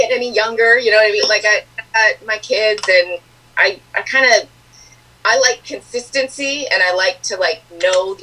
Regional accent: Lansing, Michigan, United States; I am originally from, I guess you could say, Lansing, Michigan

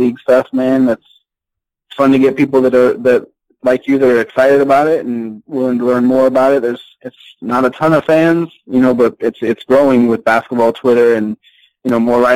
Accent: Louisiana, United States; now in Washington, United States; when I was younger growing up in Louisiana.

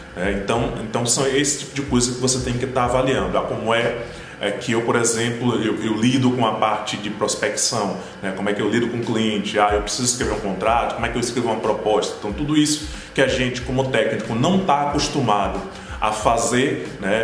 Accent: Brazil; first language Portuguese; Aqui no Brasil, como o Brasil é muito grande, né? Existe uma, uma, questão cultural, né? tanto em relação ao porte do país, quanto em relação à língua da gente, né? pelo fato da gente falar português

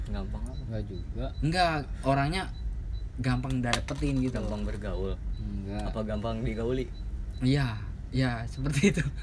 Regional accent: Kalianda, Lampung, Indonesia; kampung saya itu di Kalianda Lampung

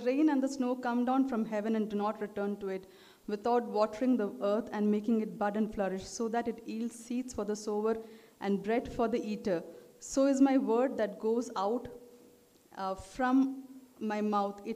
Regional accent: Delhi, India; also born or lived in Trivandrum; I was born in Trivandrum, but when I was small, uh, I was born and brought up in uh, Delhi, uh, in North India, and in most of my life, I spent my life in Delhi.

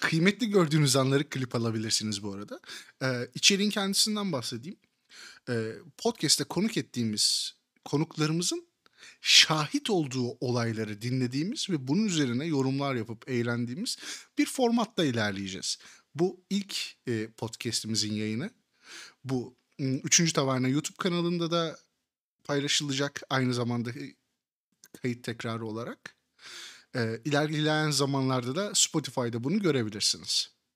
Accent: Kırşehir Province, Turkey

